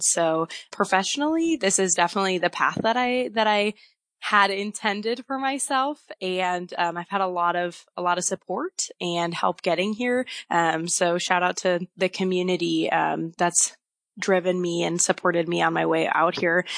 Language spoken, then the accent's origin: English; Wisconsin, United States; moved away as an adult; now in Moscow, Idaho, United States; I came from Wisconsin. I had grown up there, lived there my whole life